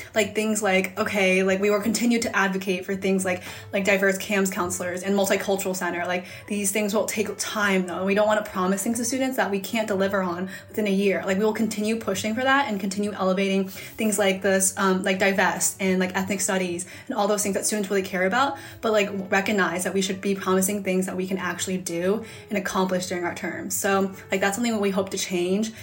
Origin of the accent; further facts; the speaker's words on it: Hudson, Ohio, United States; I'm from outside of Cleveland, Ohio um, in a small town called Hudson